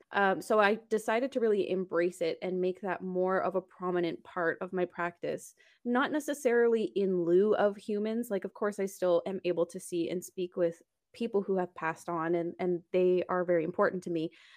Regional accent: Canada; I'm also Canadian

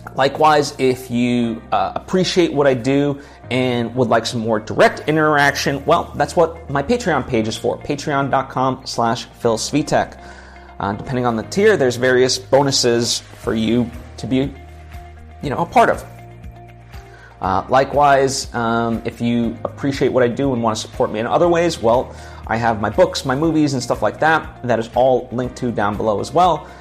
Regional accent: United States; we're American

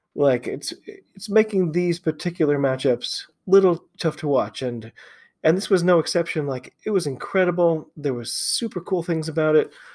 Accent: United States; I am an American rugby fan

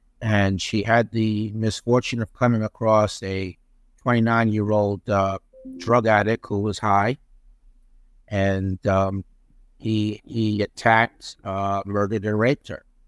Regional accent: Peekskill, New York, United States; also born or lived in North Tarrytown; I was born in North Tarrytown, which, of course, later became known as Sleepy Hollow. I grew up in Peekskill, New York, which is in Westchester County, New York. So it was the suburbs, population of approximately 25,000 people.

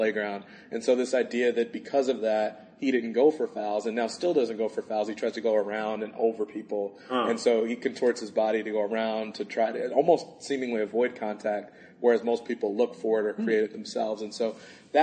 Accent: Chicago, Illinois, United States; I live in Chicago. I'm from Chicago.

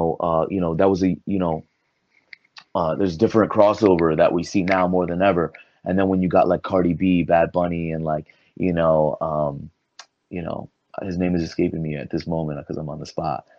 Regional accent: Puerto Rico; Like I would say I was from Puerto Rico and they'll be like, is that a city in Mexico?

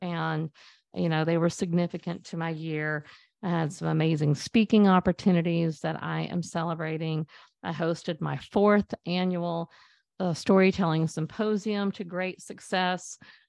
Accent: Texas, United States; a lake house that we grew up at in East Texas.

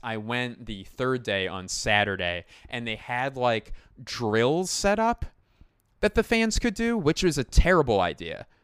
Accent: Philadelphia, Pennsylvania, United States; I claim Philadelphia

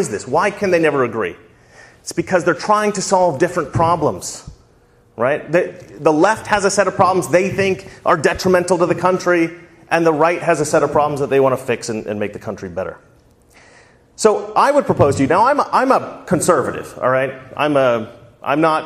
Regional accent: Salem, Oregon, United States; now in Los Angeles, United States; I grew up right here in Salem, Oregon

